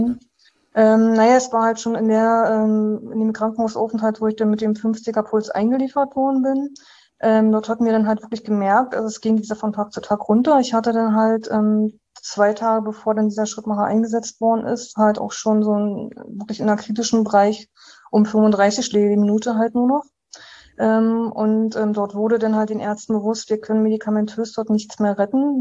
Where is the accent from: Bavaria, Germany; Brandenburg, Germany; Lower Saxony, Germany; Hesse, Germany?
Brandenburg, Germany; Uckermark; ich äh, bin gebürtige Brandenburgerin. Ich bin aus dem Landkreis ähm, Uckermark. Dort habe ich äh, quasi, ja, dort wurde ich halt geboren, ähm, habe dort halt ähm, 18 Jahre in so einer Kleinstadt gewohnt